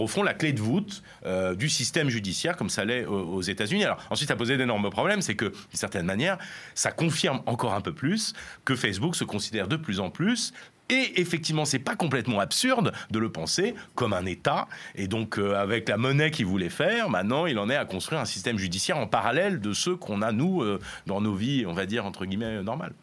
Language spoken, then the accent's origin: French; France; nous en France